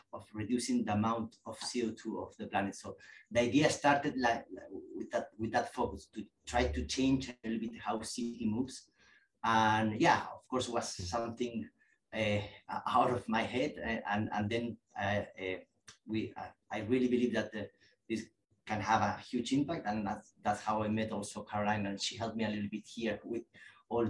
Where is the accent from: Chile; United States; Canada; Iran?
Chile; moved away as an adult; now in London, United Kingdom; In Chile. I'm from Chile